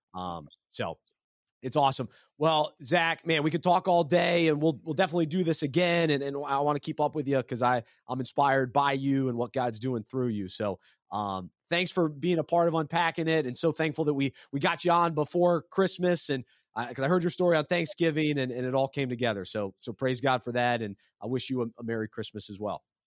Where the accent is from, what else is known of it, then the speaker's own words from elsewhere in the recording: Charlotte, North Carolina, United States; my hometown of Charlotte